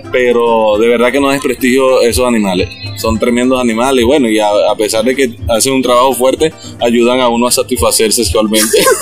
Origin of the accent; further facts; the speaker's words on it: Los Llanos, Venezuela; Yo soy llanero